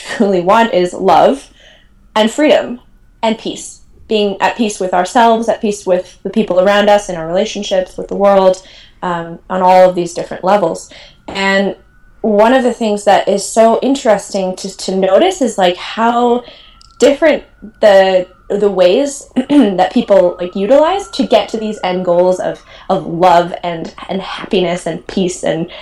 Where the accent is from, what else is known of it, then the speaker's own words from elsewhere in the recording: Milwaukee, Wisconsin, United States; moved away; also born or lived in Madison, Wisconsin; I'm from Milwaukee, Wisconsin, grew up there, went to school at Madison